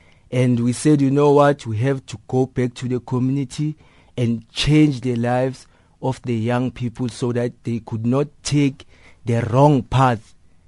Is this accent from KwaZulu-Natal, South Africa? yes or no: no; Soweto, Gauteng, South Africa; As a young person growing up on Soweto, you know, we saw crime as a way of living, you know, because we saw older people than us who were doing crime.